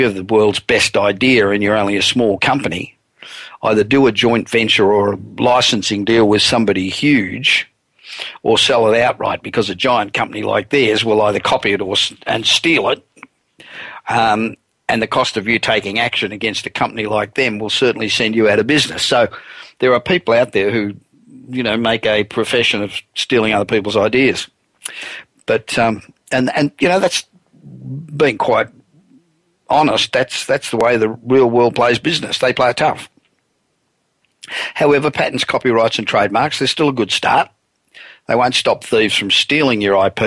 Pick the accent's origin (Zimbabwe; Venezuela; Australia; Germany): Australia; Sydney, New South Wales; now in United States; Sydney, Australia, which is really my hometown